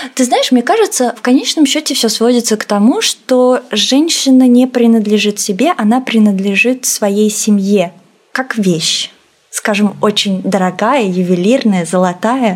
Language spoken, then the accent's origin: Russian; Russia; also born or lived in Azerbaijan; Я россиянка азербайджанского происхождения. В России я живу с пяти лет